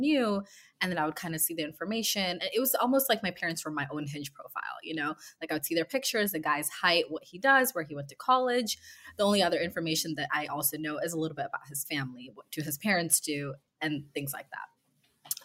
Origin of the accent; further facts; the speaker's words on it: West Coast, United States; moved away as an adult; now in New York, United States; I am from the West Coast, and I've been living in New York for a few years now.